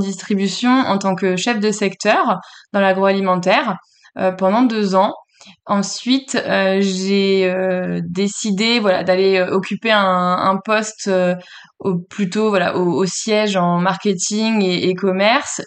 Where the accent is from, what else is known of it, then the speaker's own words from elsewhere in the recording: Le Mans, Pays de la Loire, France; also born or lived in Paris region; je suis, euh, née en région parisienne et j'ai grandi, au Mans